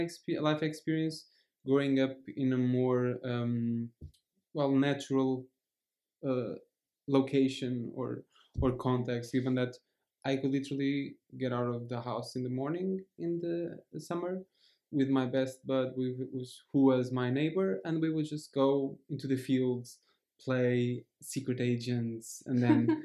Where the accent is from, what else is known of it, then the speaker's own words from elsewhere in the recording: Rendufas, Centro, Portugal; moved away as an adult; now in Lisbon, Portugal; my hometown, in the village at the very center of Portugal.